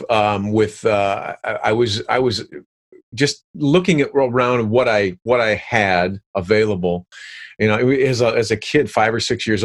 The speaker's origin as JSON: {"language": "English", "region": "Michigan", "country": "United States", "tie": "born or raised there", "said": "i lived on i grew up on the AuSable river i was a fly fisherman"}